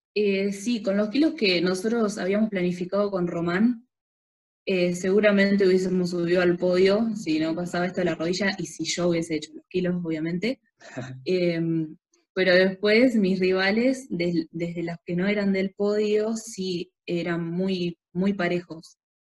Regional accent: San Jorge, Santa Fe, Argentina; yo soy de San Jorge

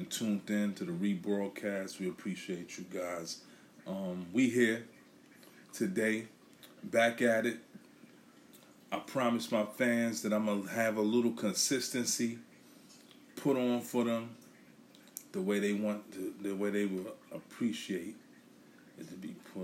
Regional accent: New York City, New York, United States; now in Philadelphia, United States; I'm from Brooklyn

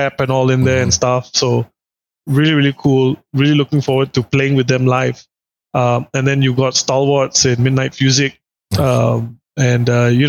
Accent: Singapore; I as a kid growing up in Singapore

